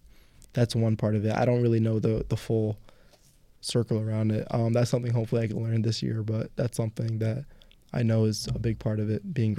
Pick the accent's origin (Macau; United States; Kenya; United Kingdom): United States; Jersey City, New Jersey; also born or lived in Woodbridge, New Jersey; I grew up in Jersey City.